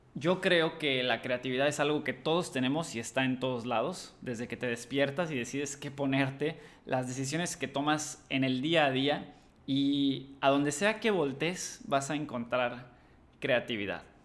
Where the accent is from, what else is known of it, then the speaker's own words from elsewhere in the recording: Cancún, Quintana Roo, Mexico; also born or lived in Madrid; soy cancunense